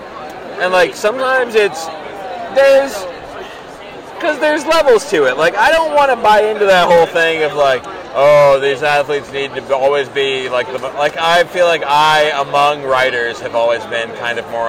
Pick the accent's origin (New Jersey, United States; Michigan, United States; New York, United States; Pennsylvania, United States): New York, United States; New York City; also born or lived in Queens; I'm from Brooklyn, you know, living Queens.